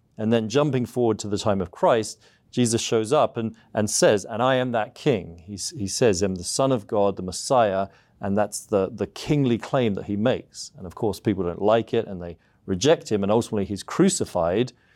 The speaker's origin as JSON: {"language": "English", "region": "South East England", "country": "United Kingdom", "tie": "born or raised there", "moved": "as an adult", "lives_now": "United States", "said": "I'm from the U K originally, so, uh, I grew up in the southeast of England."}